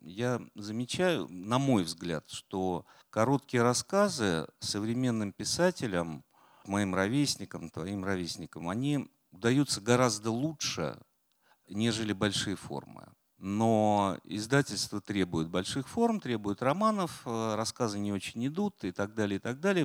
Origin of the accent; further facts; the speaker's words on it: Volgograd, Volgograd Oblast, Russia; also born or lived in Saratov; now in Moscow, Russia; я из Волгограда через Саратов